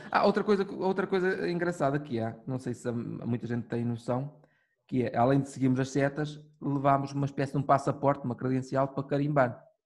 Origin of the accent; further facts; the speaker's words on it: Minho, Norte, Portugal; nós somos do, do Minho